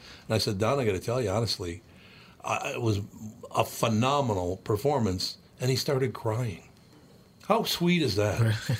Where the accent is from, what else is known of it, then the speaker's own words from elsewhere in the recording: Minneapolis, Minnesota, United States; I was talking to Steve about growing up in North Minneapolis and how much I loved it and, you know, with all these different cultures.